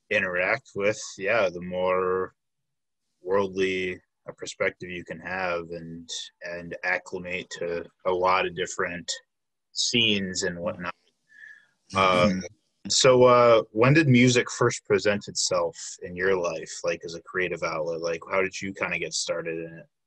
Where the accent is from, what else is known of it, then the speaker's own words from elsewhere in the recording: Milwaukee, Wisconsin, United States; also born or lived in Brown Deer; born and raised in Milwaukee? Yes, been here pretty much.